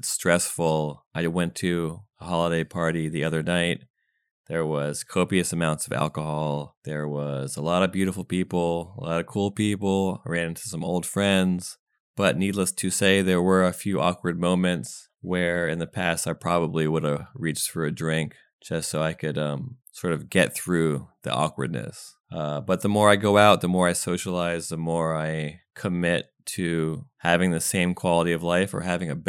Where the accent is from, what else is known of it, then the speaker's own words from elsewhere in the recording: United States; also born or lived in Windsor, England; And I moved to the States when I was like 5.